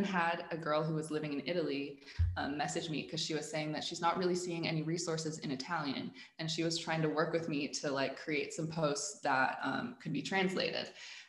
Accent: Dubai, United Arab Emirates; also born or lived in Abu Dhabi; And I was born in Abu Dhabi, so I lived there for like 5 years. Then I did most of my growing up in Dubai. So a lot of my formative years were spent in a British school in Dubai.

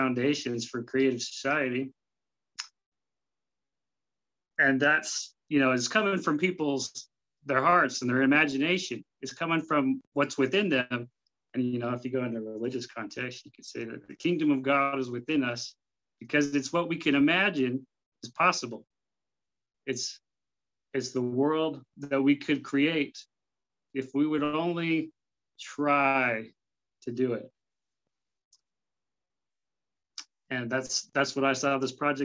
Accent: Salt Lake City, Utah, United States; I grew up in Salt Lake City, Utah

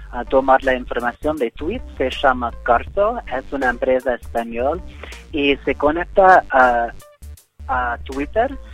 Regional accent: Boston, Massachusetts, United States; Spanish is a second language; also born or lived in San Francisco / Recoleta, Buenos Aires; now in Buenos Aires, Argentina; Soy de... Nací en San Francisco, no sé Estados Unidos, pero crecí en Boston. Ahora soy en Recoleta.

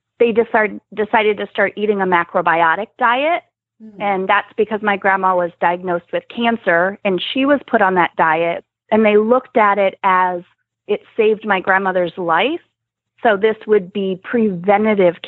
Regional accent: New Jersey, United States; now in Nebraska, United States; Now I live in Nebraska, but I grew up in New Jersey.

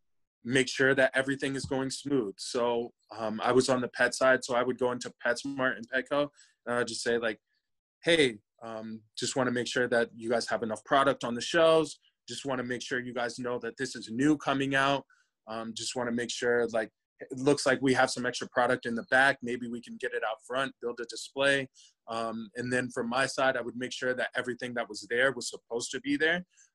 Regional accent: Cincinnati, Ohio, United States; born there; also born or lived in Michigan / Denver; I was born in Cincy. We moved to Michigan, then back to Ohio, and then out to Denver.

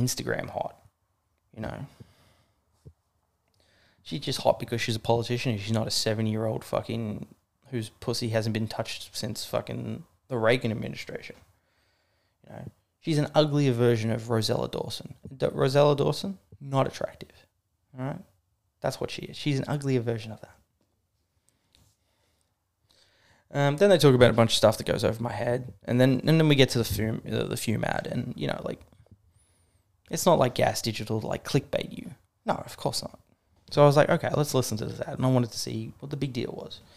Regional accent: Australia; I'm Australian

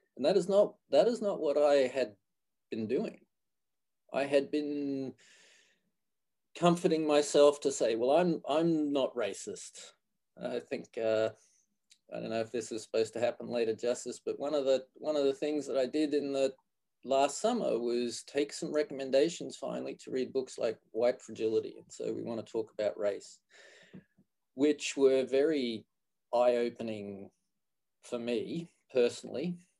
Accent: Australia; moved away as an adult; also born or lived in Canada / Gainesville, Florida; now in Florida, United States; I grew up in Australia, and I did my physical therapy training in Australia, University of Queensland

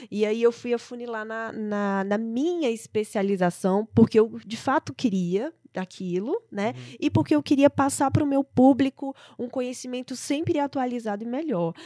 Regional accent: Brasília, Federal District, Brazil; also born or lived in São Paulo; eu vim para Brasília por isso, porque que é a minha cidade natal, ia voltar para casa da, da minha família

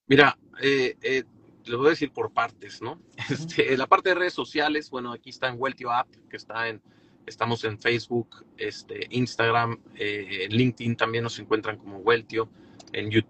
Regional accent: Torreón, Coahuila, Mexico; Yo originalmente soy de Torreón.

